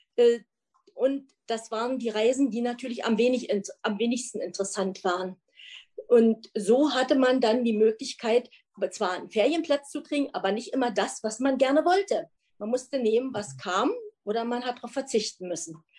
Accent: East Germany, Germany; wir sind ein Wessi und ein Ossi zusammen.

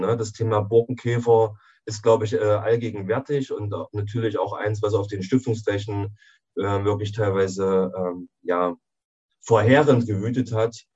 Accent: Jena, Thuringia, Germany; ich bin in Jena geboren und lebe auch in, in Jena.

